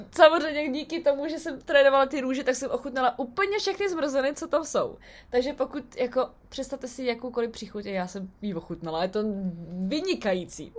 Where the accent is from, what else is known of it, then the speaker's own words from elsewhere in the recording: Czechia; now in United Kingdom; u nás v Čechách